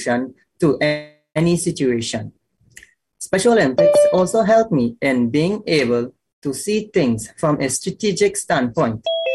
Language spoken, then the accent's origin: English; Trinidad & Tobago; growing up in Trinidad.